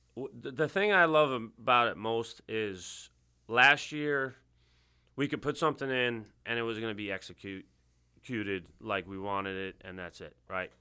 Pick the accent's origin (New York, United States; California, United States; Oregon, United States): New York, United States; Bethpage; accent: New York; moved away; I'm originally from Long Island